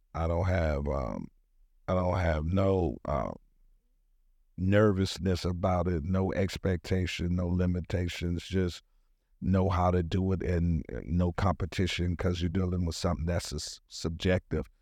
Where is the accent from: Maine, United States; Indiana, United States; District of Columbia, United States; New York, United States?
District of Columbia, United States; Washington; moved away; also born or lived in Atlanta, Georgia; I was born in Washington, D C. That is my birthplace where I was born